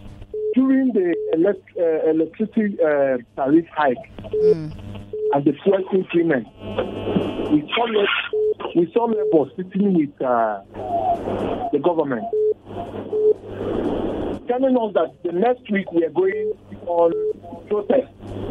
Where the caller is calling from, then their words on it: Bukuru, Plateau, Nigeria; I'm calling from Bukuru.